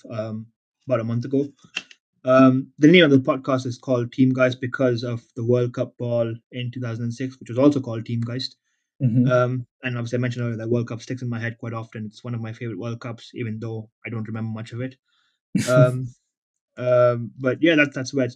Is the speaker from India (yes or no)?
yes; India; I grew up in a family that, I'm an Indian, so my family enjoyed cricket